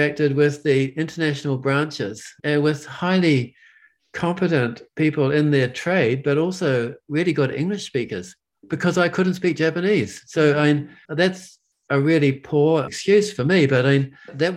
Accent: Hamilton, Waikato, New Zealand; moved away as an adult; also born or lived in Invercargill; I grew up in the Waikato in Hamilton

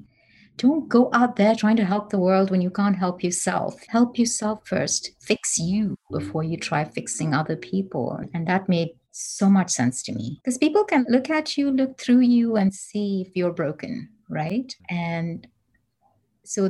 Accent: Bangalore, Karnataka, India; moved away as an adult; now in United States; I'm from India.

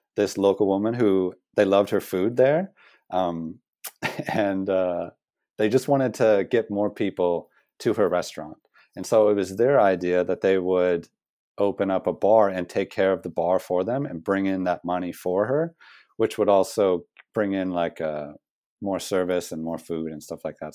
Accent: United States; moved away as an adult; also born or lived in Australia; now in New Zealand; being as an American

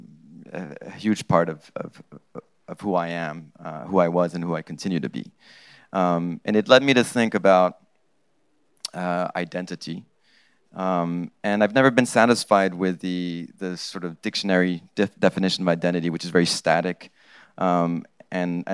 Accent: Morocco; English is a second language; I grew up in Morocco

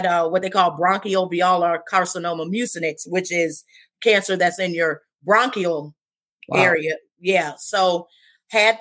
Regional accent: Cleveland, Ohio, United States; I was born and raised in Cleveland, Ohio. So I have been here my whole life

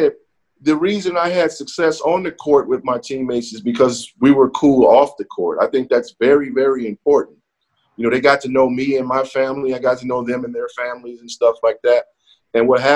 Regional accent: Chicago, Illinois, United States; I'm from Chicago

